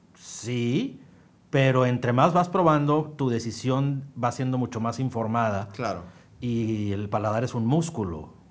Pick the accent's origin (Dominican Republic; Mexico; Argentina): Mexico